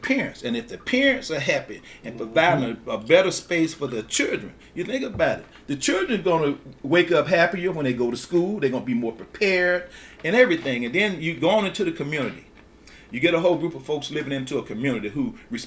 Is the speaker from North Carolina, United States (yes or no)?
no; Grenada, Mississippi, United States; moved away as an adult; also born or lived in Chicago; I grew up on Rayford Street over there near the ICS Head Start.